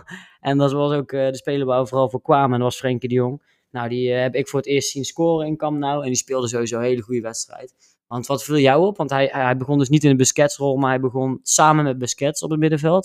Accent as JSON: {"language": "Dutch", "country": "Netherlands", "said": "wij als Nederlanders"}